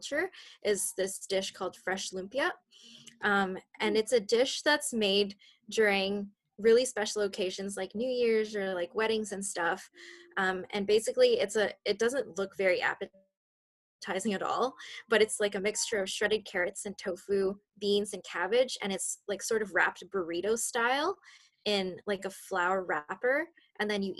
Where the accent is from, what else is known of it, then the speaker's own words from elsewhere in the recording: Richmond, British Columbia, Canada; I was born and raised in Richmond, so I'm a local BC girl.